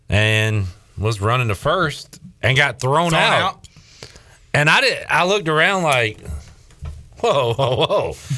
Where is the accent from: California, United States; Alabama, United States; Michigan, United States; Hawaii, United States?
Hawaii, United States; I'm not just going to be some Barney the dinosaur dressed all up in purple sunglasses guy. I'm Hawaiian.